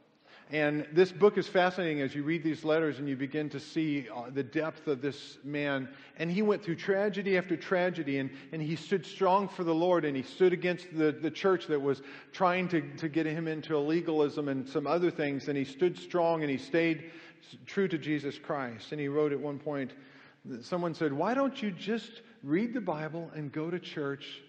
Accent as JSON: {"language": "English", "town": "Kansas City", "country": "United States", "tie": "born or raised there", "moved": "yes", "said": "I grew up in Kansas City for 20 years."}